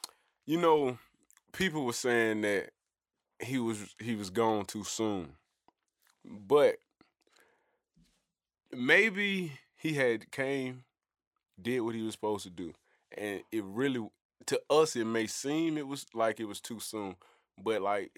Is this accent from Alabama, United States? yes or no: yes; Birmingham, Alabama, United States; But y'all already know who it is and what it is. … from Birmingham.